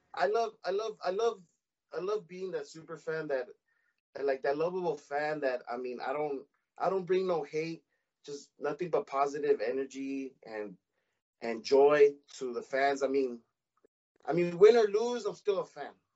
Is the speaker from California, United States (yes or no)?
yes; Los Angeles, California, United States; I was born and raised in Boyle Heights. I still live here uh, 323 area code